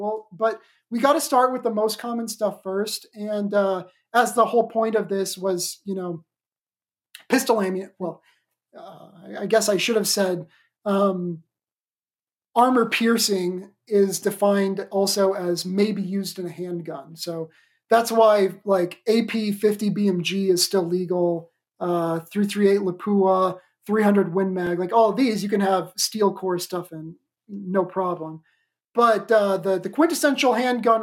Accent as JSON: {"language": "English", "region": "Oklahoma", "country": "United States", "tie": "born or raised there", "said": "my home state, the freedom-loving Oklahoma"}